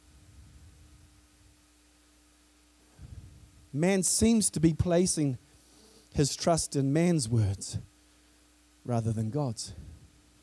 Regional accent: New Zealand; I come from New Zealand, which is the furthest most point from when this word was spoken

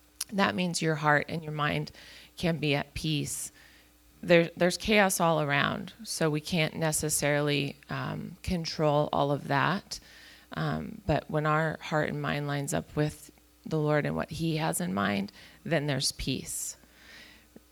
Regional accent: Chico, California, United States; moved away as an adult; we were born and raised in Chico

